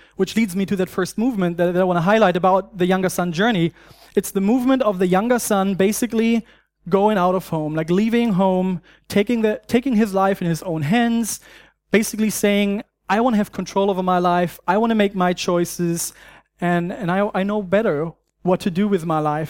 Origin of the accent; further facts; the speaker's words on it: Germany; accent: German; English is a second language; moved away; I grew up in Germany